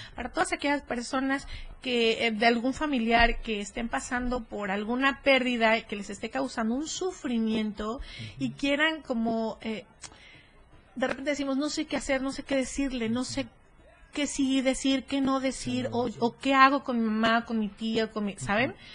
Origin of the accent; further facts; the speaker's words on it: Mexico; como mexicana